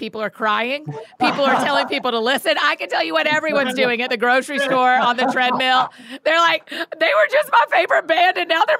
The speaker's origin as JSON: {"language": "English", "town": "Marietta", "region": "Georgia", "country": "United States", "said": "I'm from Marietta, Georgia."}